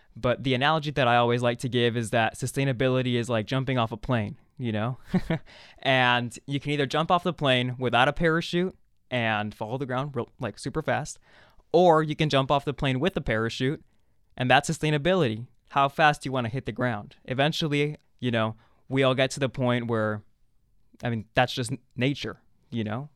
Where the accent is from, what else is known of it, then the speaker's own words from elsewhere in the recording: Mexico City, Mexico; moved away; also born or lived in Arizona; I was born in Mexico City, a city that, you know, I just went back and visited this December.